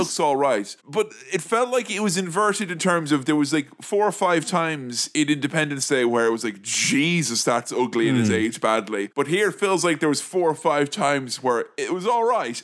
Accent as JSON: {"language": "English", "country": "United States", "accent": "American", "moved": "yes", "lives_now": "United Kingdom", "said": "my American accent"}